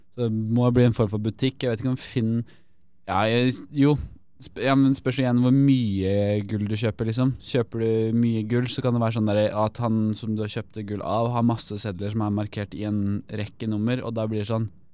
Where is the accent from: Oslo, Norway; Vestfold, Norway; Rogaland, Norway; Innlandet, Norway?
Innlandet, Norway; Elverum; jeg er fra Elverum